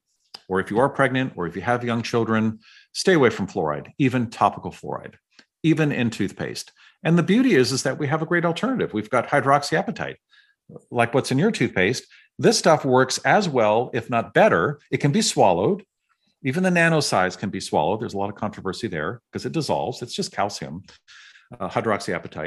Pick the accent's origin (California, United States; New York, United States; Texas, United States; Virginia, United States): California, United States; San Francisco; I grew up in San Francisco